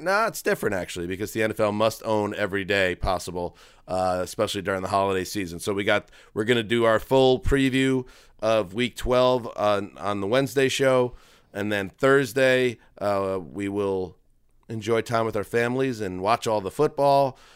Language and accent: English; East Coast, United States; moved away; I grew up on the East Coast